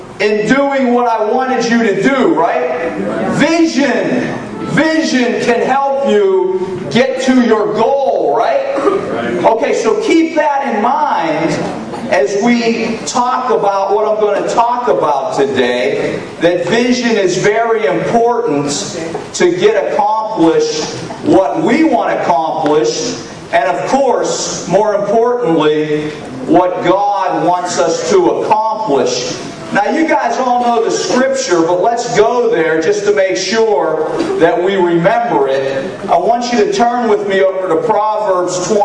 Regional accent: United States; I'm from the United States

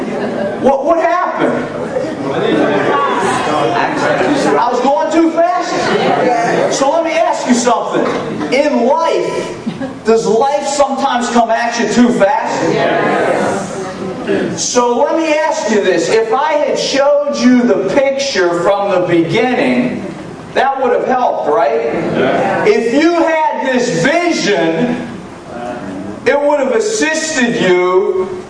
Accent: United States; I'm from the United States

